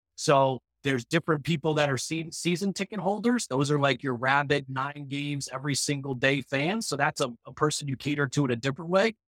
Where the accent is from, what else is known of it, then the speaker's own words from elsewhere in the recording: United States; we as American teens